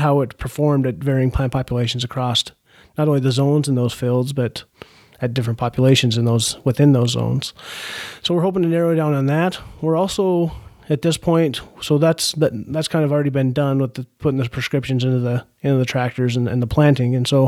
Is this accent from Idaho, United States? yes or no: yes; Idaho, United States; now in Bismarck, United States; I come from Idaho originally. Grew up working on a barley farm, doing a lot of irrigation out that way.